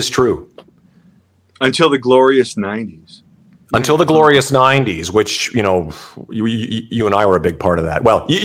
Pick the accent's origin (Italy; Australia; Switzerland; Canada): Canada; I think it's that's kind of the beauty of being Canadian